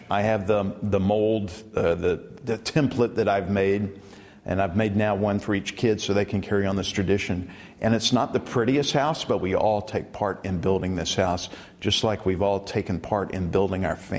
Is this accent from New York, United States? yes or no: no; Baytown, Texas, United States; I grew up in the Church of Christ in Baytown, Texas, 20 miles east of Houston.